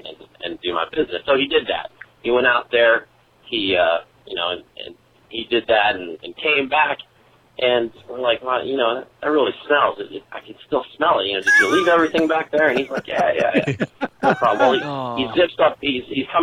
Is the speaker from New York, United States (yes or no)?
no; Western Pennsylvania, United States; Growing up in Western Pennsylvania, hunting is definitely one of the major pastimes